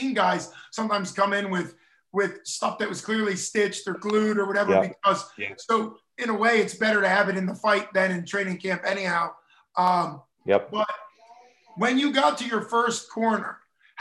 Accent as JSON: {"language": "English", "country": "United States", "said": "being an American"}